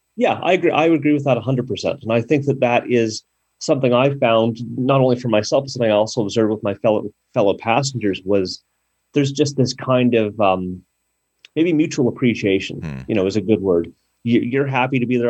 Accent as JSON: {"language": "English", "country": "Canada", "said": "I'm Canadian"}